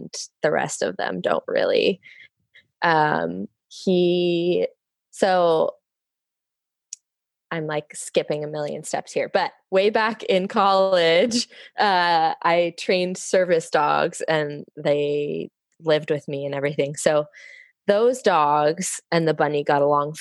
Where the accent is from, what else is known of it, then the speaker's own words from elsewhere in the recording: Bay Area, California, United States; moved away as an adult; now in Vancouver, Washington, United States; I'm from the Bay Area, California originally.